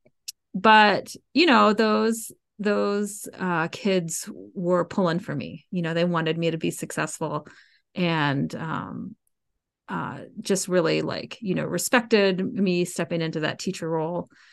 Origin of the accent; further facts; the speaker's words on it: Marietta, Georgia, United States; moved away as an adult; also born or lived in Chicago, Illinois; I grew up in Cobb County